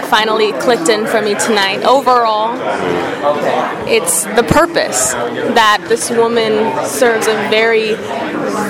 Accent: Phoenix, Arizona, United States; moved away as an adult

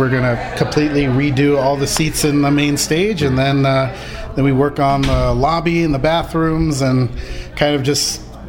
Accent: Los Angeles, California, United States; I was born and raised in LA. I love LA.

